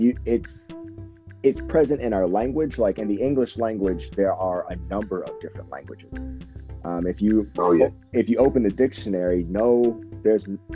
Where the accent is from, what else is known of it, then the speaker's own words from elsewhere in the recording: United States; now in Japan; We're both American